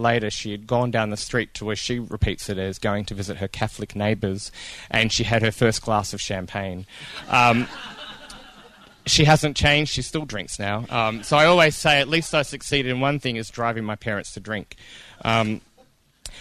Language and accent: English; Melbourne, Victoria, Australia; also born or lived in Kentucky; now in Ballarat, Australia; I grew up Baptist in the Melbourne East, in the sort of the beginning of what we call the Bible Belt of Melbourne out there